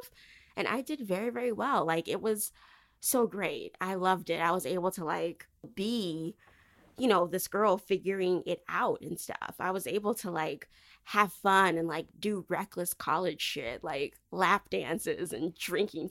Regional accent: Michigan, United States; moved away as an adult; I did not want to stay home in Michigan because Michigan, no offense to my home state

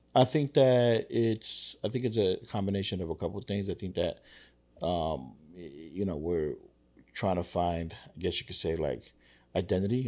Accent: New York City, New York, United States; I grew up in Spanish Harlem.

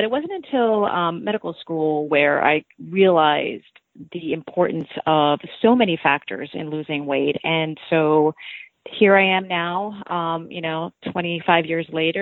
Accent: United States; born or raised there; also born or lived in Cairo, Egypt

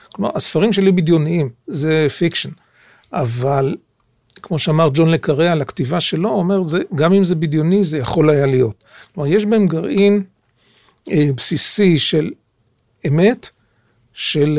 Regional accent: Jerusalem, Jerusalem District, Israel; יליד ירושלים, גדלתי בירושלים

